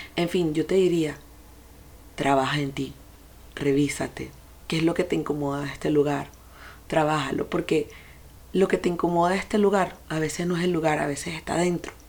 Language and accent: Spanish; Venezuela; moved away as an adult; Crecí en un país que tenía una economía rara, pero sin embargo era un país próspero en el momento que yo crecí.